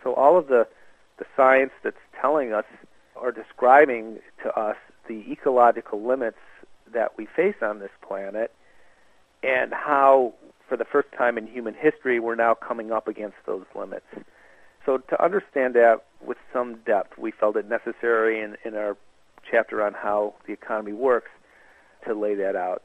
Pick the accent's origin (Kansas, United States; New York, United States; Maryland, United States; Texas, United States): New York, United States; Buffalo; also born or lived in Minnesota; now in Montreal, Canada; I'm actually an American. I was born in Minnesota, raised in Buffalo